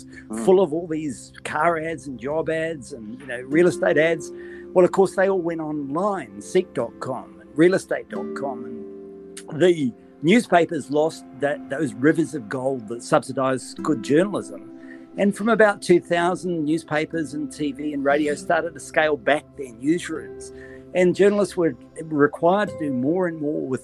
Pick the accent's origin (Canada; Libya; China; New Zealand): New Zealand; Auckland; moved away as an adult; also born or lived in Australia; now in Sydney, Australia; I was born in New Zealand. You'll probably notice this by my accent. Grew up there, was educated there, was educated by the Maris brothers in Auckland